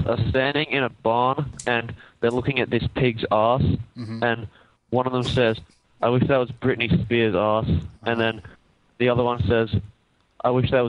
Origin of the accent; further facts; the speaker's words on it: Western Australia, Australia; I'm from Western Australia.